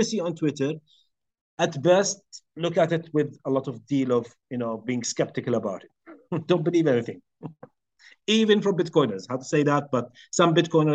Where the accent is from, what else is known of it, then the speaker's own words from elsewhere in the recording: Jordan; I'm from Jordan